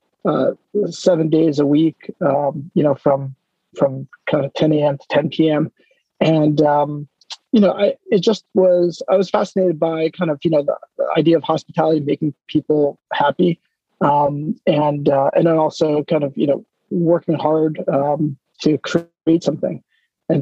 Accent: East Coast, United States; I grew up in the East Coast

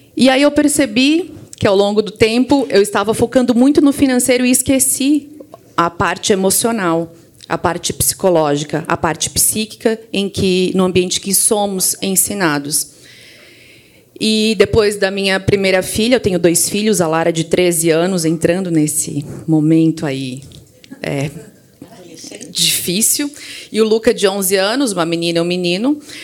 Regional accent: Criciúma, Santa Catarina, Brazil; also born or lived in Florianópolis; eu sou lá de Santa Catarina, é, especificamente do interior de Santa Catarina, de Criciúma, mas fui muito jovem para Florianópolis

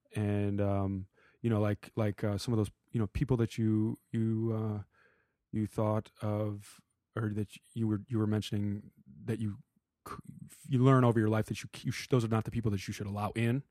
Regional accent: Madison, Wisconsin, United States; moved away; we're from Madison

